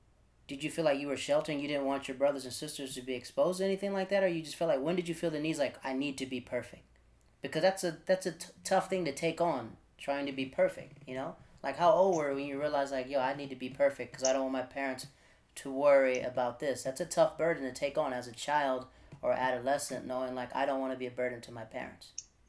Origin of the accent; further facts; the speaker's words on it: Netherlands; also born or lived in Florida, United States / North Carolina, United States / Japan; Like, I'm from Florida in North Carolina, but I grew up in the Netherlands and Japan.